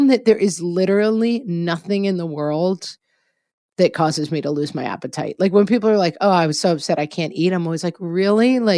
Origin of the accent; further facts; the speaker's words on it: California, United States; now in Texas, United States; Hey, I live in Texas. Like, I don't really have to deal with snow days. But I came from California and lots of stuff goes down in the winter in those places too.